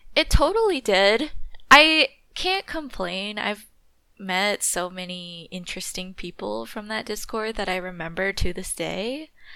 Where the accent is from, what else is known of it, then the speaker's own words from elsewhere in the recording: California, United States; Growing up in California